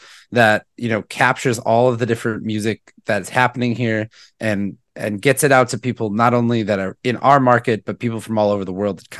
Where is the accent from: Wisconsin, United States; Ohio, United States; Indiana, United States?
Wisconsin, United States; Milwaukee; I grew up born and raised in Milwaukee, went to college here at Marquette University and just kind of never left.